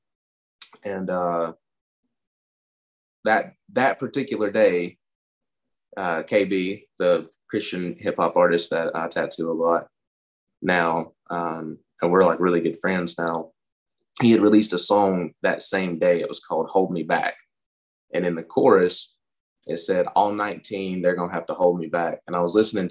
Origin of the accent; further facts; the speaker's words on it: Lenoir, North Carolina, United States; I was born and raised in Lenore, North Carolina